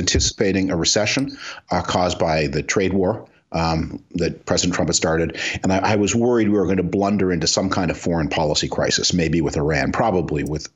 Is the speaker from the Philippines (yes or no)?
no; Canada; now in United States; I'm originally from Canada.